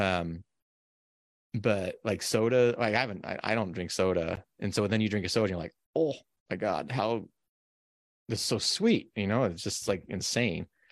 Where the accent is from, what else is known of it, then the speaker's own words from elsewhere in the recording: Carson City, Nevada, United States; now in Oregon, United States; I grew up in Carson. Carson's over four thousand feet base elevation